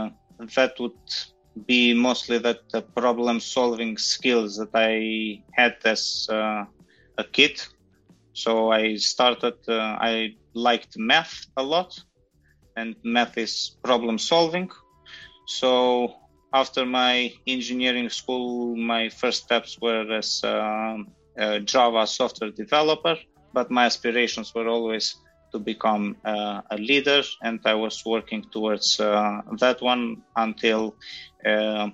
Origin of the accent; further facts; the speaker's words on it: North Macedonia; moved away as an adult; also born or lived in Germany / Switzerland; I'm basically originally from North Macedonia.